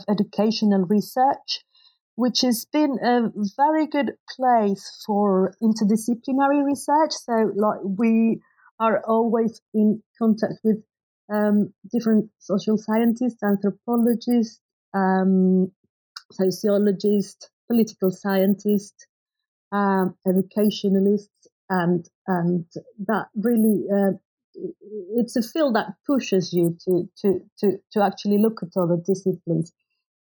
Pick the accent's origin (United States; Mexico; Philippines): Mexico; moved away as an adult; because I basically studied, although I grew up in Mexico, I'd done my undergraduate and graduate studies abroad.